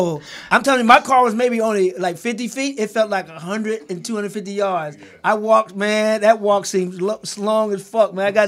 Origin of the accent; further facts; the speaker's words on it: St. Louis, Missouri, United States; moved away; being from St. Louis.